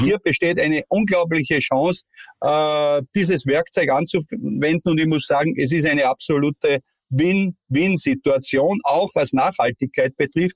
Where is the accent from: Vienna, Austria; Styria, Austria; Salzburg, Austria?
Styria, Austria; accent: steirisch (Styrian); ich rede ja auch kein schönes Hochdeutsch, ein bisschen steirisch dabei